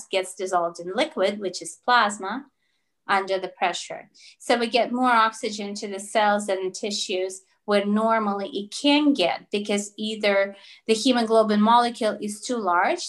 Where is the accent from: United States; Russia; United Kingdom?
Russia; first language Russian; English is a second language; also born or lived in Toronto, Canada; now in Spain; I speak Russian because I was born in Russia and that's my first language